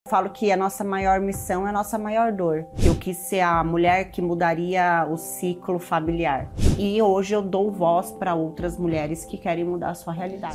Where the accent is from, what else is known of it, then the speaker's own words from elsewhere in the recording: Osasco, São Paulo, Brazil; Eu nasci aqui em São Paulo, mas cresci em Osasco.